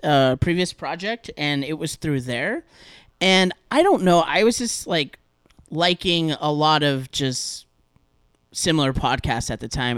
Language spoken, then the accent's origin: English; Southern California, United States; I'm from Southern California, so I'm, like, right outside of L A.